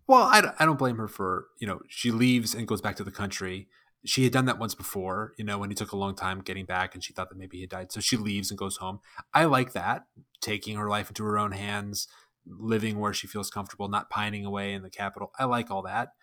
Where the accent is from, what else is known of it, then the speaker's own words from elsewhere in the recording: United States; also born or lived in Phoenix, Arizona; I'm an American. We call it soccer here